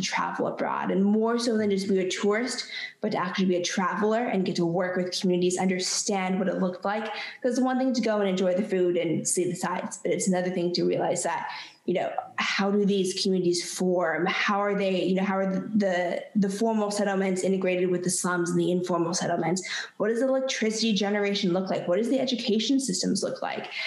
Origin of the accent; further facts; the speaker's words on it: California, United States; I grew up in California where water was a huge issue, always in the minds of everyone